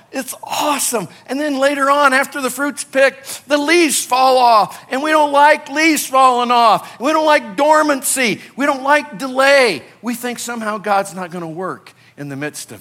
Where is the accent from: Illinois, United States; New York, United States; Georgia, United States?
Illinois, United States; also born or lived in California; now in Colorado, United States; I grew up in Illinois